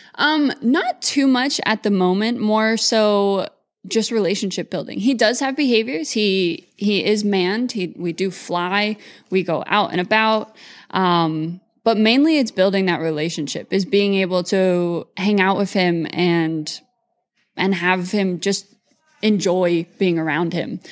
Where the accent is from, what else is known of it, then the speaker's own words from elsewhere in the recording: Mullingar, Westmeath, Ireland; also born or lived in California; now in Moorpark, United States; grew up between Ireland and California